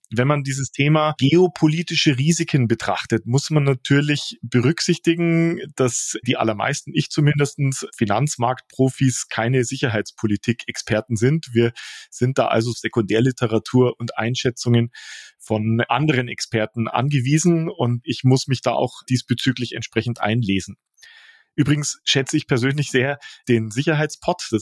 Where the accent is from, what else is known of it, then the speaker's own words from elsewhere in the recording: Munich, Bavaria, Germany; Ich bin in Neuperlach aufgewachsen.